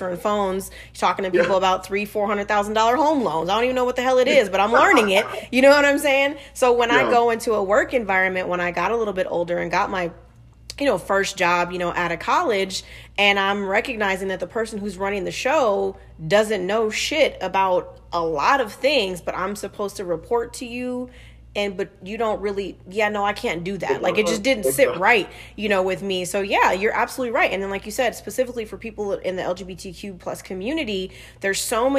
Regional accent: Southern California, United States; I'm also from Southern California

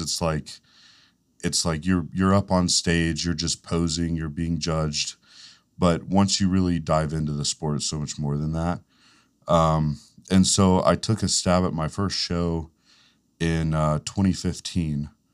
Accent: Fletcher, North Carolina, United States; I grew up in Fletcher

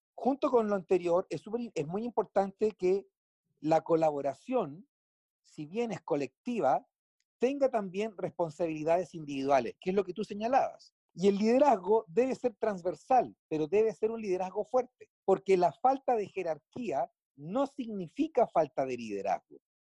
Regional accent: Chile; En mi país, Chile, se innova

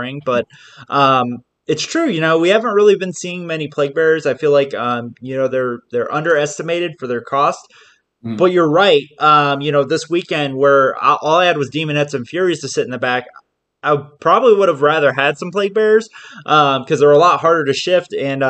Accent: Southern California, United States; I'm from SoCal

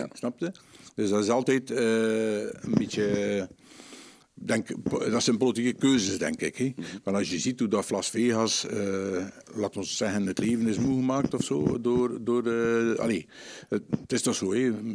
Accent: Aarsele, Flanders, Belgium; now in Kortrijk, Belgium; ik kom eigenlijk van Aardelbeke

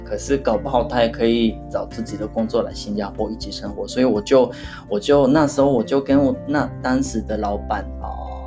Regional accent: Hyogo, Japan; Chinese is a second language; moved away as an adult; now in Tokyo, Japan; 回我老家是兵库县的

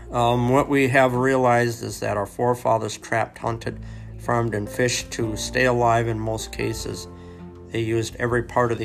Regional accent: Lowell, Wyoming, United States; also born or lived in Seattle, Washington; I was born in Seattle, Washington, and there's not much of a way of trapping going on up there. I was relocated at an early age to Lowell, Wyoming.

